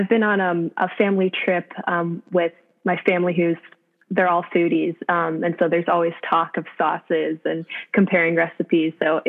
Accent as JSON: {"language": "English", "region": "North Carolina", "country": "United States", "said": "I'm from North Carolina"}